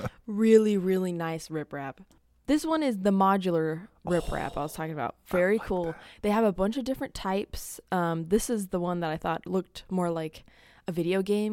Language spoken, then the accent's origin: English; United Kingdom; Spelled with a U because we're British.